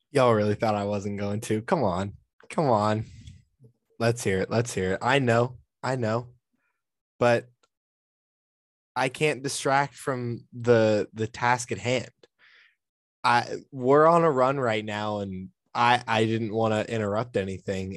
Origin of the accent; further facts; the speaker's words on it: Cincinnati, Ohio, United States; I have was born and raised in Cincinnati